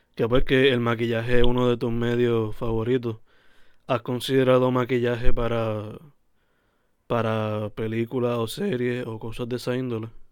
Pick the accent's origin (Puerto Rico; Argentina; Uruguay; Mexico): Puerto Rico; Sabana Grande; Yo soy de Sabana Grande